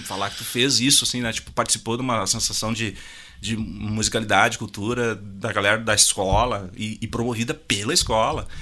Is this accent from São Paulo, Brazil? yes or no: no; Júlio de Castilhos, Rio Grande do Sul, Brazil; accent: sulista; moved away as an adult; also born or lived in Tupanciretã / São Luiz Gonzaga; eu nasci em Tupanceretã, fiquei até os... Acho que foi 7, 8 anos. Aí a gente morou em Júlio de Castilhos, que é uma cidade próxima ali.